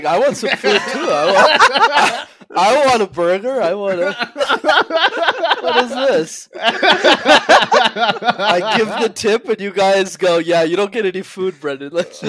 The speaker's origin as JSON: {"language": "English", "country": "India", "said": "It's okay because I'm Indian, so it doesn't matter."}